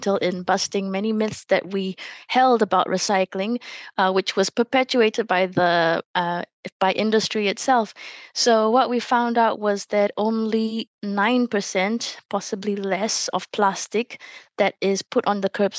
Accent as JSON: {"language": "English", "region": "Selangor", "country": "Malaysia", "tie": "born or raised there", "moved": "as an adult", "lives_now": "New Zealand", "said": "Selangor, which is my home state"}